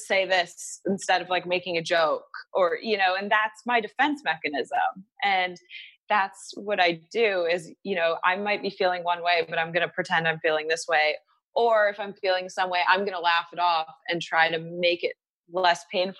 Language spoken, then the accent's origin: English; Michigan, United States; Yes. I'm from Michigan.